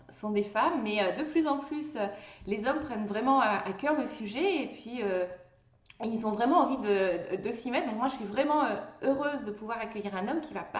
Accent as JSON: {"language": "French", "region": "Brittany", "country": "France", "said": "en tant que bretonne"}